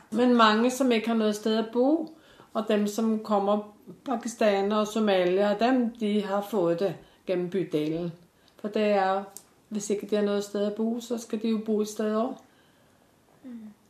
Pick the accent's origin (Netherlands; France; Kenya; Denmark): Denmark; now in Norway; Jeg er fra Danmark og kom i 1959